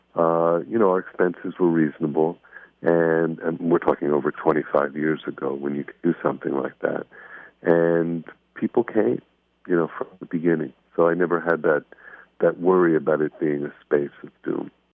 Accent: Miami Beach, Florida, United States; I grew up here in Miami. I grew up on Miami Beach

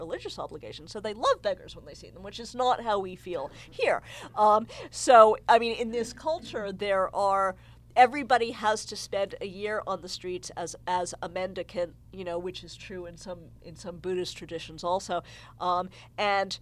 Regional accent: New Jersey, United States; I'm a white girl from New Jersey

